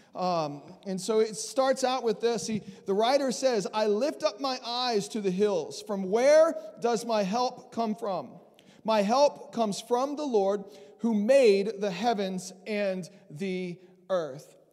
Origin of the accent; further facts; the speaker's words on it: Southeast Texas, United States; also born or lived in South Mississippi; I grew up in Southeast Texas, born in Mississippi, South Mississippi, grew up in Southeast Texas.